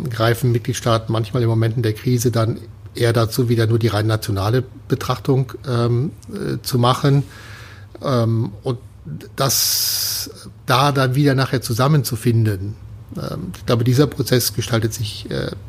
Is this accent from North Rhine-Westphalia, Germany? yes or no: yes; Cologne, North Rhine-Westphalia, Germany; als Kölner, da gibt es ein tolles Lied, das ist